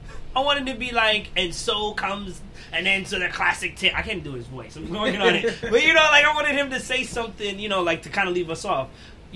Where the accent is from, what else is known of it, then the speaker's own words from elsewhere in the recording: New York City, New York, United States; I'm from Brooklyn.